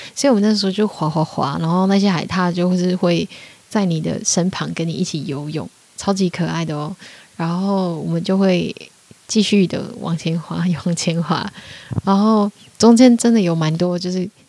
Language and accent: Chinese; Taiwan; moved away as an adult; also born or lived in Austria / Australia / London; 我就说我是台湾人